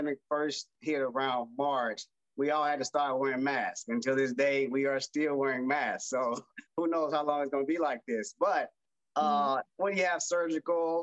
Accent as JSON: {"language": "English", "region": "Arkansas", "country": "United States", "said": "I'm from the South, I'm from Arkansas, so it's Southern in the South."}